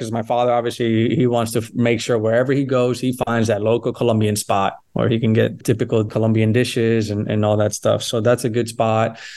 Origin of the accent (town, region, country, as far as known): Weston, Florida, United States; born or raised there; moved away as an adult; also born or lived in Englewood, New Jersey / Boston / Europe; now in Philadelphia, United States